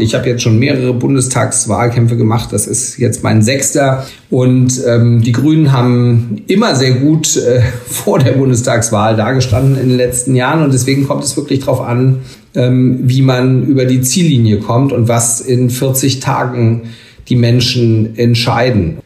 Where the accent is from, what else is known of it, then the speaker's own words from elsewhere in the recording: Schleswig-Holstein, Germany; in meinem Heimatland Schleswig-Holstein